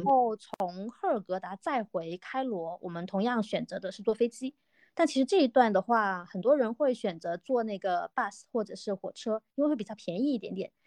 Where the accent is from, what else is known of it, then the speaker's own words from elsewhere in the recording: Guangdong, China; now in Zhejiang, China; 我是一个土生土长的广东人，但是现在在，呃，浙江省，呃，打工中